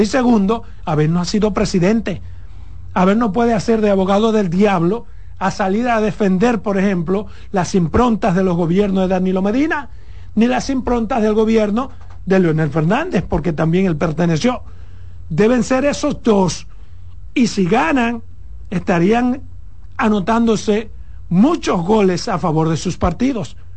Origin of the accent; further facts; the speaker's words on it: Pedernales, Dominican Republic; Por Pedernales que en mi pueblo